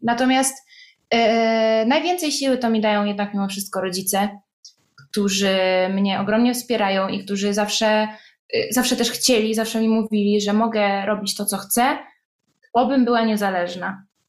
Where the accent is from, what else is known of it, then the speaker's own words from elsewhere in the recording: Poland; accent: Polish; moved away as an adult; now in Italy; ja jestem z Polski